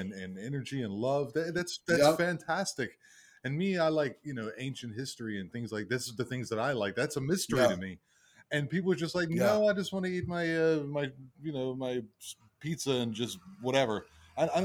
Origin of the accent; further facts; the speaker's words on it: United States; I'm American.